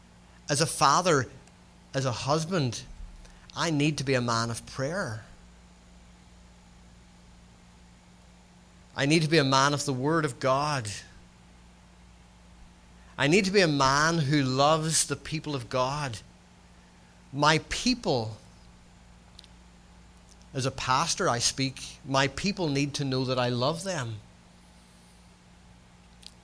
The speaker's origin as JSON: {"language": "English", "region": "Northern Ireland", "country": "United Kingdom", "tie": "born or raised there", "accent": "Scots-Irish", "said": "If you're trying to work out my accent is Scots-Irish. All my kin are Scots people. I'm a Scotsman who was born in the north of Ireland."}